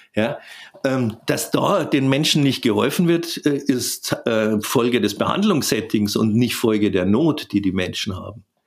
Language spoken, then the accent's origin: German; Southern Germany, Germany; bei uns in Süddeutschland